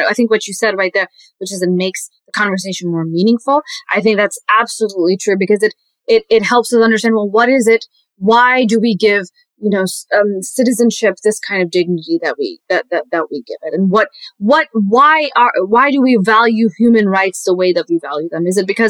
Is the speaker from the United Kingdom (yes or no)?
no; Pakistan; born there; I was born in Pakistan, so that means that I'm not.